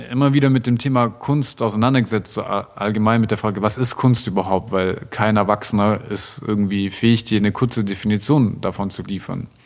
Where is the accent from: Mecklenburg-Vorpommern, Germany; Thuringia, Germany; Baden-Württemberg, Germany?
Baden-Württemberg, Germany; Stuttgart; Und gerade in Stuttgart, wo ich, wo ich herkomme, da ist ja schon der optimale Weg, den so die Gesellschaft von dir möchte